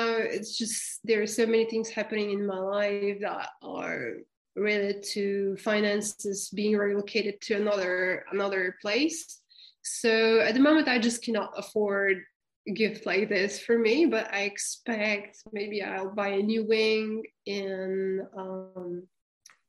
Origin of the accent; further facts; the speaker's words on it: Bulgaria; also born or lived in France; I'm originally from Bulgaria, and right now I live between France and Bulgaria